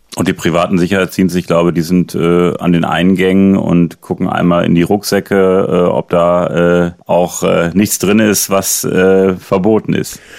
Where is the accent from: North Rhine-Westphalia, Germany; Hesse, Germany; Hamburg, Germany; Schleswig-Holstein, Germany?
North Rhine-Westphalia, Germany; Münster; hier in meiner Heimat, hier in Münster